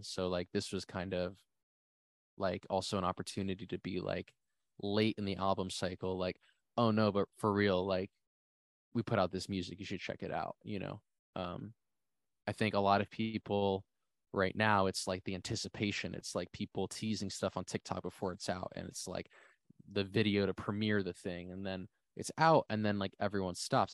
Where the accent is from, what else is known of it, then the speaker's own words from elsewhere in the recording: New Jersey, United States; I'm from New Jersey